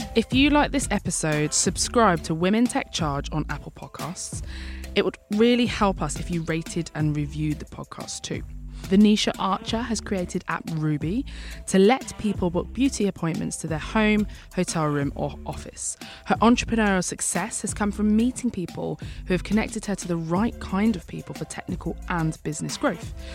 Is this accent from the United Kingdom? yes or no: yes; London, United Kingdom; I'm a Londoner, I'm an East Londoner